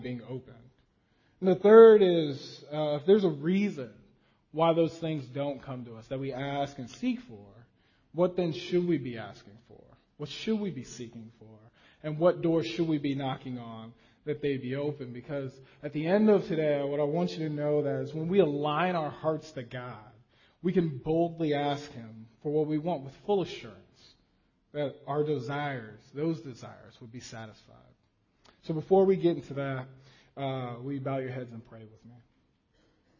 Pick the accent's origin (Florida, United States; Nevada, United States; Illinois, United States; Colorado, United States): Nevada, United States; Las Vegas; as a kid growing up in Las Vegas